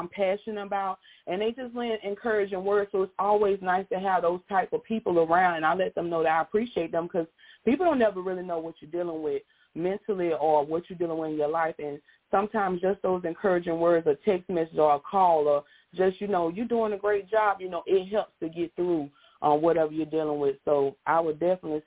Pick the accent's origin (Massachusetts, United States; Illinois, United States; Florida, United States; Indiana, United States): Florida, United States; Pensacola; as a child, I'm from Pensacola, Florida. My parents used to drive us by Bayview Park along Scenic Highway.